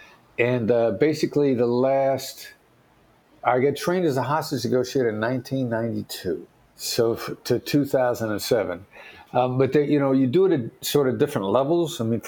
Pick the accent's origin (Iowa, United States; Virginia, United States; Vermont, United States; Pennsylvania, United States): Iowa, United States; Mount Pleasant; I know my accent doesn't sound like it, but I'm a small town guy from Iowa. Son of Richard and Joyce …, Mount Pleasant, Iowa. The building I worked in New York City had more people in it than the town I grew up in.